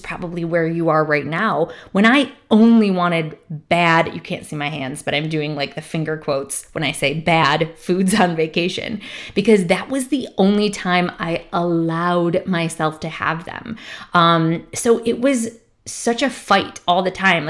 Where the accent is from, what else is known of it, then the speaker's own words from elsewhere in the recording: Michigan, United States; I'm from Michigan